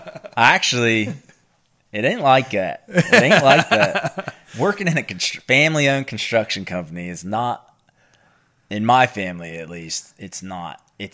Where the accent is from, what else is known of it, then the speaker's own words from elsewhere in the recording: the South, United States; accent: Appalachian; what is my accent? Kentucky?